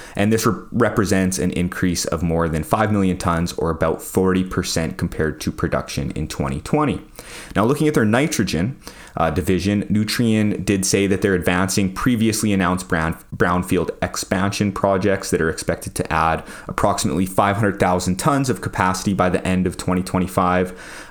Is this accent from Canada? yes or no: yes; Saskatoon, Saskatchewan, Canada; I'm proud of being from Saskatchewan